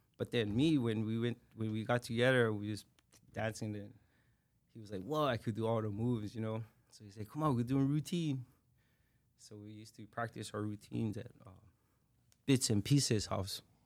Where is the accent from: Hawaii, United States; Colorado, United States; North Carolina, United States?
Hawaii, United States; Honolulu; I was born and raised on this island